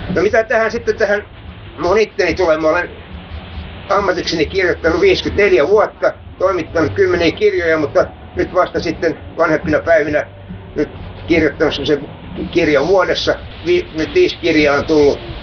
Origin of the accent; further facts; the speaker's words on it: Helsinki, Uusimaa, Finland; mä muutin pois Hernanista vuonna 1966. Mä olin tässä 50 vuotta pois.